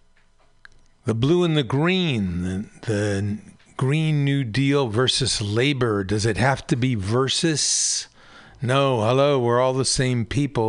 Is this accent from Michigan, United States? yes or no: no; Pacifica, California, United States; my hometown newspaper in Pacifica